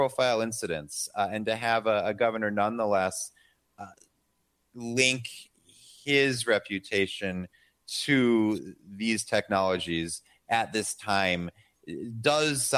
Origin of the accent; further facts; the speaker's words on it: Midwest, United States; I'm from the Midwest